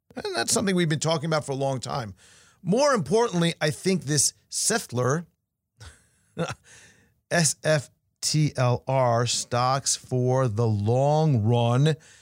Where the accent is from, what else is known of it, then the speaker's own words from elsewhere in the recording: New York, United States; now in Florida, United States; Growing up in New York